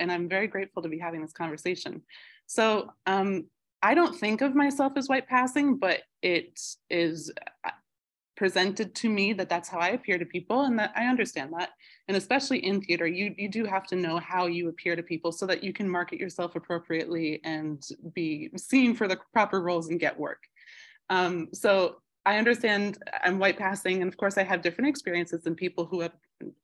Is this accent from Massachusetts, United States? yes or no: yes; Boston, Massachusetts, United States; also born or lived in New York; now in South Shore, Massachusetts, United States; I grew up on Ashmont Hill on Albin Street. So I was right around the corner from Ashmont T Station